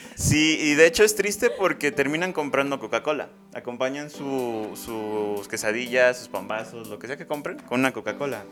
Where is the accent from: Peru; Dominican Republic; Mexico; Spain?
Mexico; como mexicanos